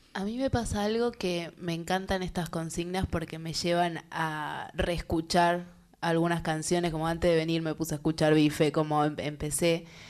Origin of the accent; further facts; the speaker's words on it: La Matanza, Buenos Aires Province, Argentina; me crié en el conurbano, en La Matanza